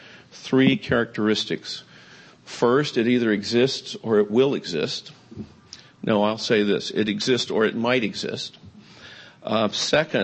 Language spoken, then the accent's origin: English; Atlanta, Georgia, United States; I actually grew up in Atlanta.